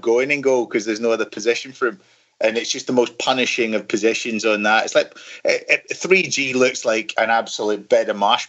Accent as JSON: {"language": "English", "town": "Glasgow", "region": "Scotland", "country": "United Kingdom", "tie": "born or raised there", "said": "growing up in Glasgow"}